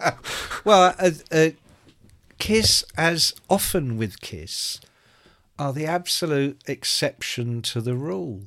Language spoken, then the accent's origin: English; Ireland; I'm Irish